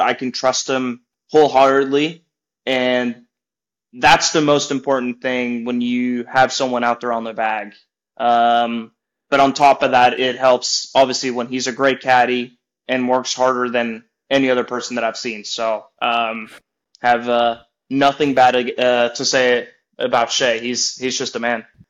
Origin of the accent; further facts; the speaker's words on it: Norway; moved away; also born or lived in Oklahoma / Florida; I'm more of a mountain guy growing up in Norway.